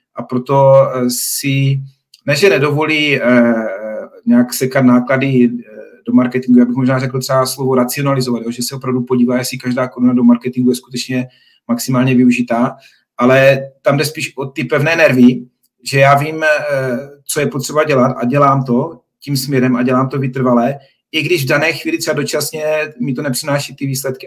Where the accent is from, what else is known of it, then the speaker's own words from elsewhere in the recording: Czechia; jako Češi